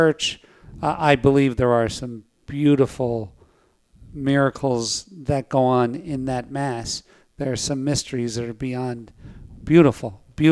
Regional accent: Scranton, Pennsylvania, United States; I was born in Scranton, Pennsylvania, and I was born in a pretty violent upbringing

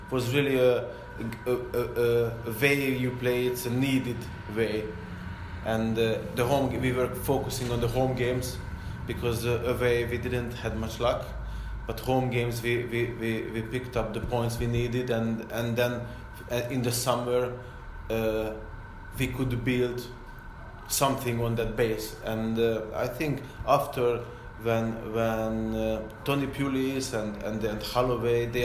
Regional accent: Porto, Porto District, Portugal; English is a second language; Because I come from Porto

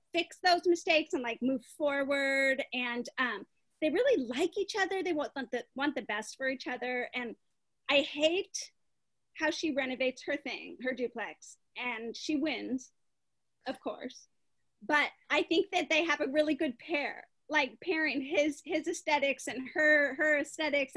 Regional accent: Chicago, Illinois, United States; I'm from the Chicago area

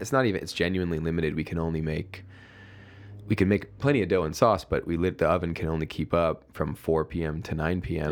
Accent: Oak Forest, Illinois, United States; moved away as an adult; also born or lived in New York / San Francisco; my hometown, my hometown Oak Forest

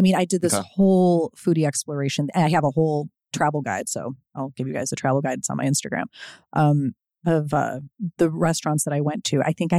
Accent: Chicago, Illinois, United States; now in Los Angeles, United States; besides Chicago, my hometown

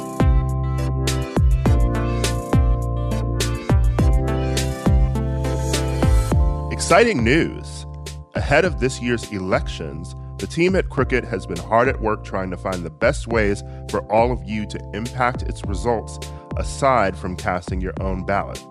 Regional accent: Wisconsin, United States; moved away; my home state of Wisconsin

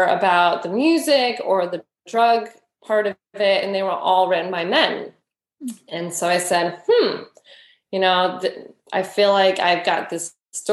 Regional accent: Oakland, California, United States; grew up in Oakland, and had a lovely childhood

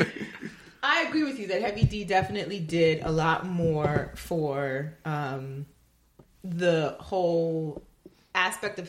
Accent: New York City, New York, United States; I come from the Bronx

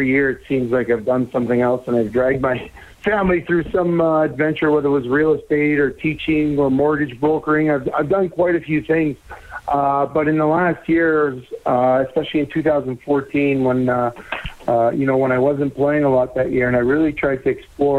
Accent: Saint-Léonard, Quebec, Canada; moved away as an adult; also born or lived in Edmonton / Calgary; my hometown of San Leonard

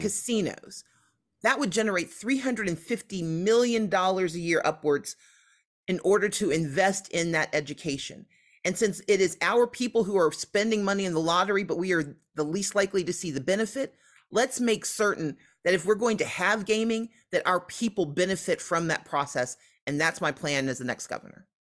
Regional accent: Mississippi, United States; now in Georgia, United States; I grew up in Mississippi

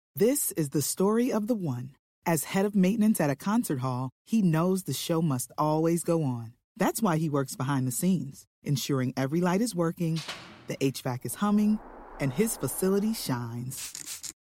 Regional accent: Plano, Texas, United States; now in Austin, United States; I'm from Plano, Texas. I lived there for the past 10, 12 years. went to Plano West High School

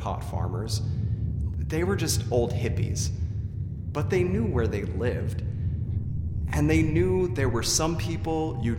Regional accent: California, United States; Let me tell you where I'm really from. I'm from Humboldt County, California. It's 4,000 square miles of dense forests that are filled, and I mean filled, with illegal, paranoid, violent pot farmers.

